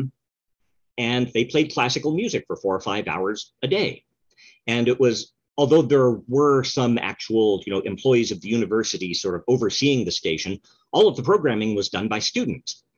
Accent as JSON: {"language": "English", "town": "Reno", "region": "Nevada", "country": "United States", "tie": "born or raised there", "also_born_or_lived": "Oregon", "first_language": "English", "said": "I'm in Reno, Nevada. I was born in Oregon, but have been living in Reno for most of the last five plus decades"}